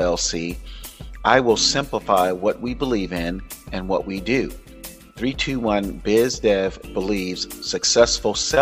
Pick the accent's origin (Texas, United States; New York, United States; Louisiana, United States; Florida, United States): Florida, United States; Florida, which is my home state, my birth state